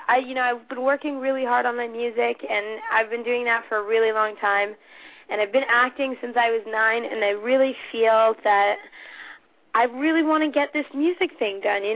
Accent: Philippines; I am also Filipino.

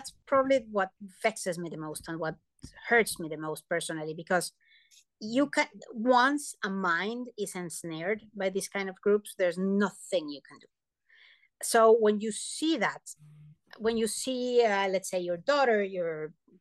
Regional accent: Monterrey, Nuevo León, Mexico; moved away as an adult; now in United States; some conservative cities, like where I was born in Monterrey

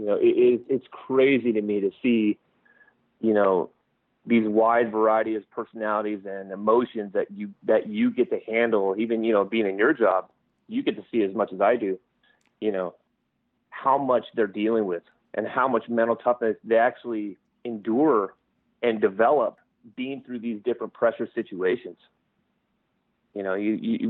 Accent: King City, California, United States; growing up in King City with only 8,000 people

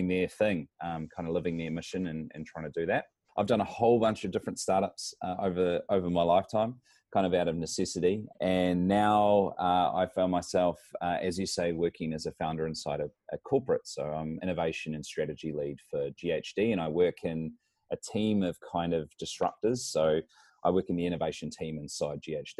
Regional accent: New Zealand; moved away as an adult; now in Brisbane, Australia; I come from New Zealand, but I find myself living here in Brisbane, Australia

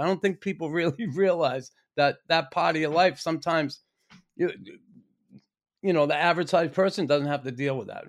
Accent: Boston, Massachusetts, United States; me as an American kid growing up in Boston

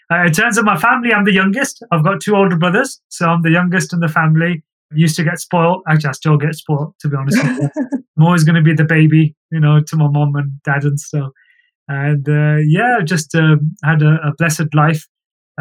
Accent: England, United Kingdom; moved away as an adult; now in India; I'm British, British South Asian, born and raised in the UK.

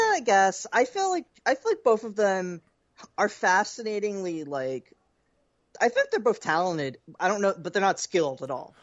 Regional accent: Philadelphia, Pennsylvania, United States; as a Philadelphian

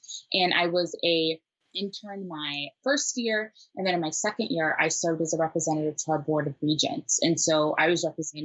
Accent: Minnesota, United States; also born or lived in Nairobi, Kenya; Nairobi born, but Minnesota raised

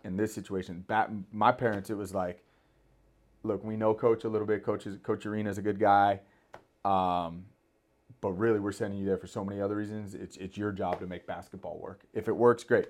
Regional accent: Thousand Oaks, California, United States; growing up in Thousand Oaks, always thought I'd go to Thousand Oaks High School

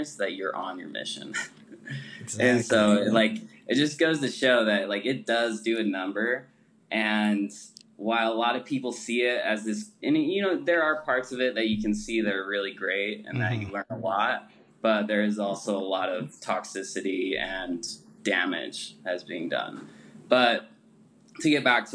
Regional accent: Utah, United States; also born or lived in Salt Lake City; I'm from, born and raised in Utah

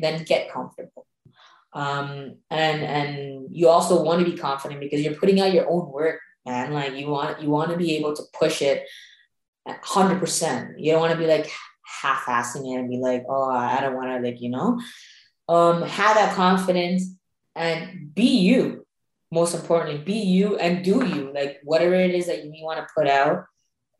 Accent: Sri Lanka; moved away; Growing up in Sri Lanka.

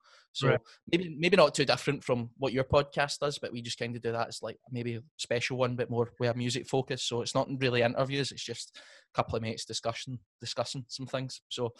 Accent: Scotland, United Kingdom; me being a Scottish musician

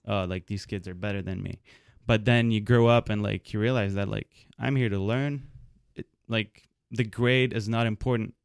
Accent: Lebanon; moved away; I was born in Lebanon

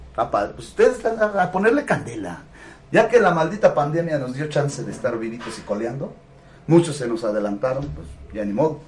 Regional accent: Huamantla, Tlaxcala, Mexico; yo soy guamantleco de, nacimiento, de pila, yo soy de, acá

